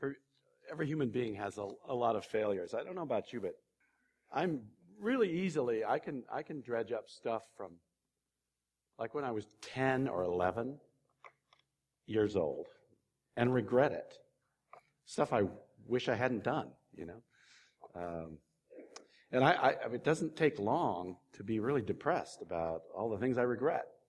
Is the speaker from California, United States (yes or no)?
yes; California, United States; moved away; also born or lived in Ohio; I was born in California and I used to live in Ohio